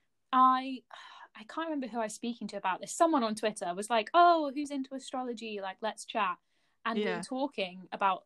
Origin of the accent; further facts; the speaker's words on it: Buckinghamshire, South East England, United Kingdom; accent: posh; I come from Buckinghamshire